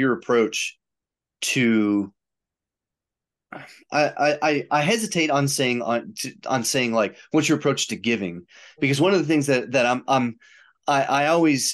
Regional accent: outside of Chicago, Illinois, United States; I grew up outside of Chicago

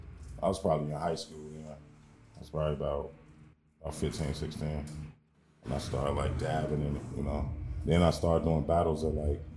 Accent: Chicago, Illinois, United States; I'm from Chicago, Inglewood, Southside.

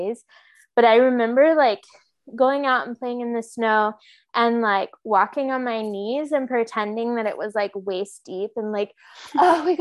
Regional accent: Oklahoma City, Oklahoma, United States; moved away as an adult; now in Oregon, United States; I grew up in Oklahoma City proper, but it felt very suburban

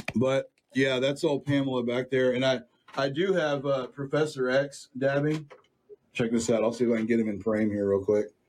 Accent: Sunnyvale, Texas, United States; I grew up in Sunnyvale

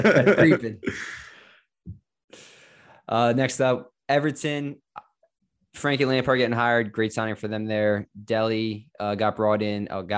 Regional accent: Ireland; I'm Irish.

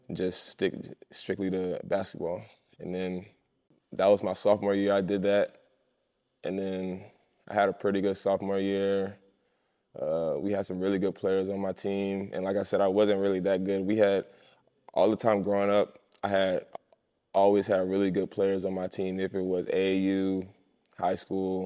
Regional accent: Columbia, South Carolina, United States; moved away; I grew up in Columbia, South Carolina my whole life.

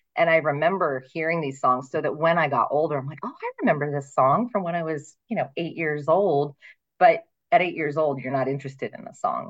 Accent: Ohio, United States; moved away as an adult; also born or lived in Pennsylvania; now in Phoenix, United States; I actually um, was born in Pennsylvania, very northeastern Pennsylvania, but I moved to Ohio when I was six weeks old. So I say that I'm from Ohio, essentially. Right. Um, and I lived there until I was 26.

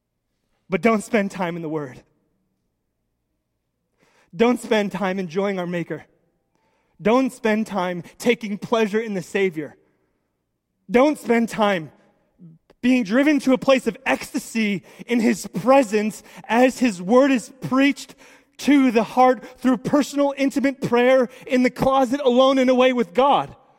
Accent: United States; I love being an American

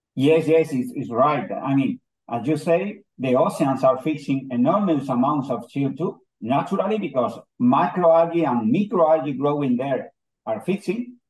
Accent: Almería, Andalusia, Spain; English is a second language; also born or lived in Granada, Spain; I was born in Almeria, but I complete my studies in, in Granada

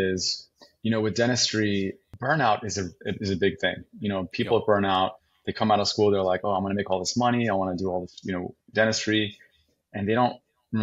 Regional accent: California, United States; moved away as an adult; also born or lived in Austin, Texas / San Antonio, Texas; I'm from California originally, so the plan was always to go back to Cali

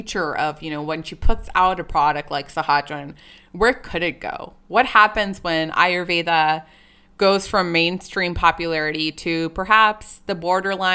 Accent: California, United States; also born or lived in San Jose, California / Pleasanton, California / India; We both grew up in a very non-representative, diverse town of Pleasanton, California

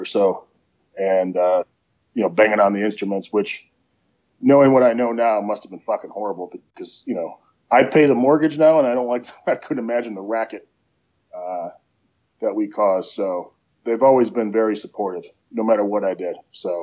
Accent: Prospect Heights, Illinois, United States; moved away as an adult; also born or lived in Colorado / Arizona / Lexington, Kentucky; now in Ohio, United States; I was born in Arlington Heights, Illinois, which is just outside of Chicago, and I grew up in Prospect Heights, which is right next to Arlington Heights

